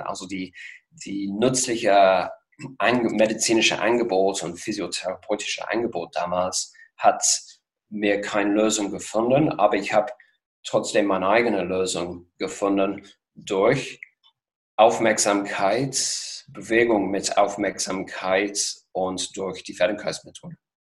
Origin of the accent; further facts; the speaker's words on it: Worcester, West Midlands, United Kingdom; German is a second language; moved away as an adult; also born or lived in Geneva, Switzerland; now in Potsdam, Germany; Ich bin aufgewachsen in England, in Mittelengland, westlich von Birmingham, ganz genau in der Nähe von Worcester